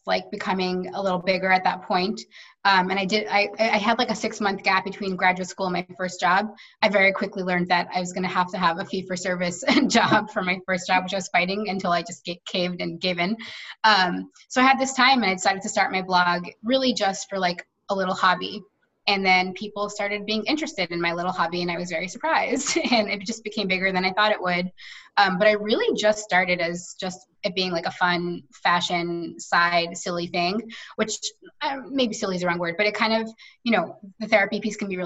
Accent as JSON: {"language": "English", "region": "New York", "country": "United States", "tie": "born or raised there", "said": "I've lived here my entire life"}